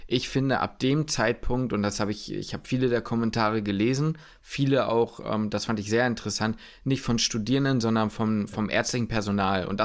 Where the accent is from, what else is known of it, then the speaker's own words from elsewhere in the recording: Hamburg, Germany; nicht in Hamburg in, beim, bei mir zu Hause wohnen könnte dann hätte ich mir das PJ in meiner Heimatstadt wahrscheinlich nicht leisten können.